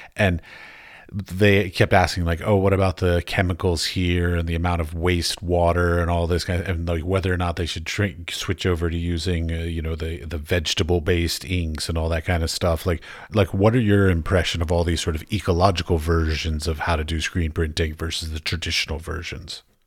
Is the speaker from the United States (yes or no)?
yes; United States; I grew up outside of Washington, D C